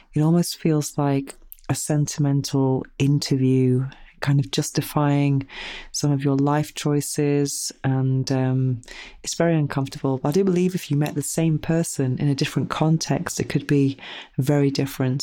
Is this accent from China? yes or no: no; United Kingdom; now in Spain; being British